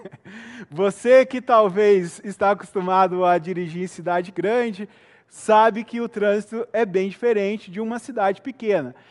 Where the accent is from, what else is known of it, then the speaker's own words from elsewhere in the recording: Itajubá, Minas Gerais, Brazil; also born or lived in Belo Horizonte; E eu morei boa parte da minha vida, embora tenha nascido ali em Belo Horizonte, em uma cidade do sul de Minas chamada Itajubá